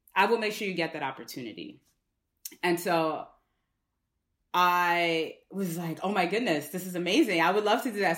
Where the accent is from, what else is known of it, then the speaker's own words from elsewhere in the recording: New York City, New York, United States; I'm from the Bronx.